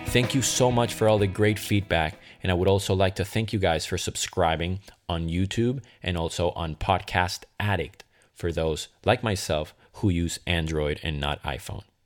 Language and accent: English; Caracas, Capital District, Venezuela; also born or lived in Boston, Massachusetts; now in Los Angeles, United States; I decided to move from Caracas, Venezuela, my hometown, to Boston, Massachusetts, and then consequently from Boston to L A.